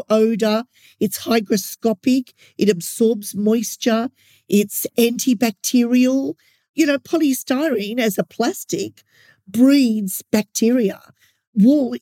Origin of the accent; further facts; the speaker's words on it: Australia; as an Australian